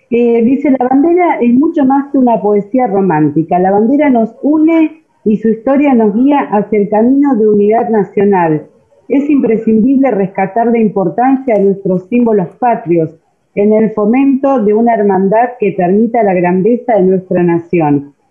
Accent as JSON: {"language": "Spanish", "country": "Argentina", "said": "creo que la, la bandera argentina nos une a todos como argentinos"}